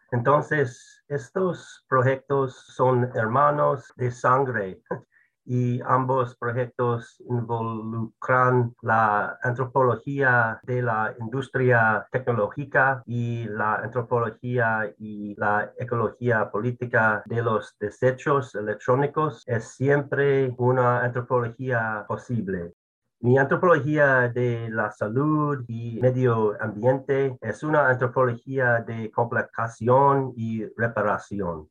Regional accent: United States; soy blanco, soy estadounidense, soy un hombre

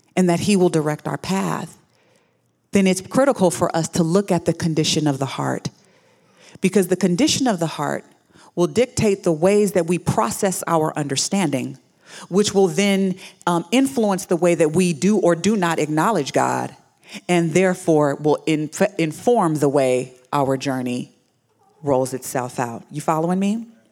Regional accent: Houston, Texas, United States; I was born in Houston, Texas.

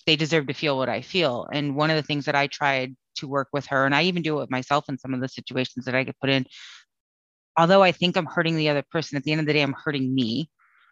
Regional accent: Connecticut, United States; now in Austin, United States; I'm originally from Connecticut

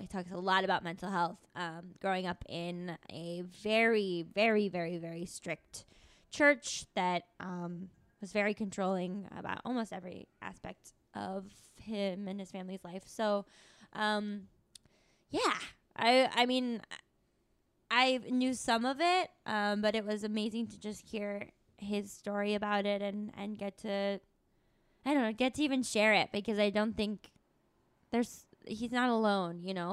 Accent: Tucson, Arizona, United States; come from a college town, too, which is Tucson

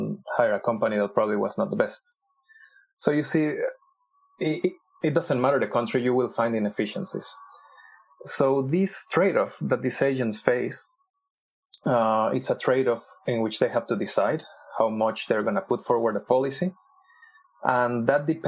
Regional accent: Mexico; I'm also from Mexico

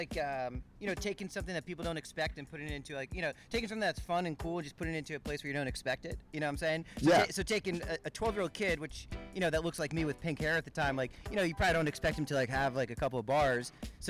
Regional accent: New York, United States; also born or lived in Vermont; I'm from New York originally and actually started surfing in New York and then got really into snowboarding.

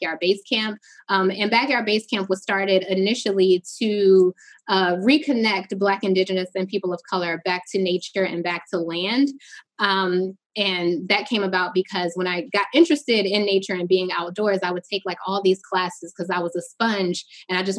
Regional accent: Newark, New Jersey, United States; moved away as an adult; now in Baltimore, United States; I'm originally from Newark, New Jersey. I moved to Baltimore. My father say I got on the first thing smoking after I graduated high school.

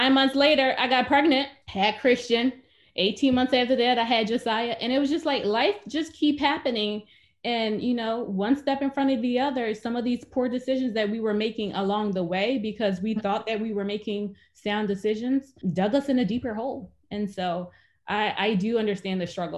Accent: Philadelphia, Pennsylvania, United States; I grew up in Philadelphia, Pennsylvania

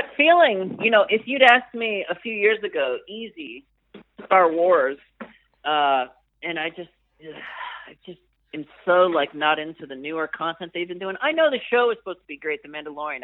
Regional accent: Erie, Pennsylvania, United States; moved away as an adult; I grew up in Pennsylvania

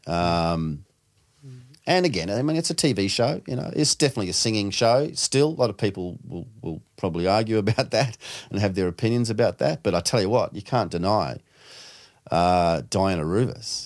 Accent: New Zealand; now in Sydney, Australia; being a Kiwi

